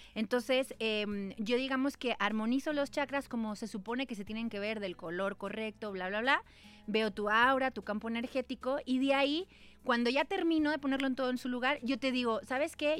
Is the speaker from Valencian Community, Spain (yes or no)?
yes; Valencia, Valencian Community, Spain; moved away; Nací en Valencia